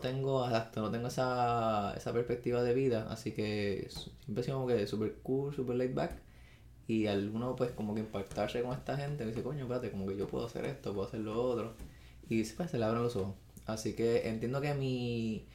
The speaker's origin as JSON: {"language": "Spanish", "town": "Arecibo", "country": "Puerto Rico", "tie": "born or raised there", "also_born_or_lived": "Mayagüez", "said": "soy natural de Arecibo. Ese, eh, esa es mi cunita, mi pueblo dorado."}